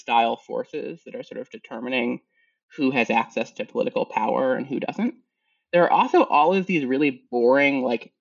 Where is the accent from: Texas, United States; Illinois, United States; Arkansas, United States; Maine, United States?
Maine, United States; Portland; I grew up in Portland, Maine. So not like real Maine